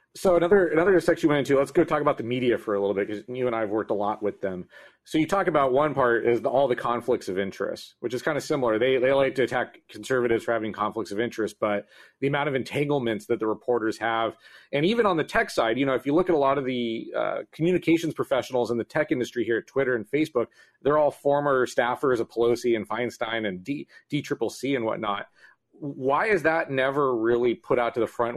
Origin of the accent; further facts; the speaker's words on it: Southern California, United States; moved away as an adult; now in San Francisco Bay Area, United States; I'm not originally from the Bay Area. I'm from Southern California, but my first job when I moved here